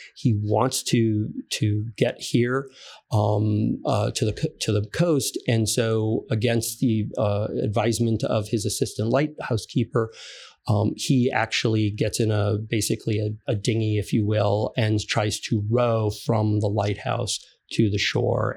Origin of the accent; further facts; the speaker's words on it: Fairfield, Connecticut, United States; I grew up in Fairfield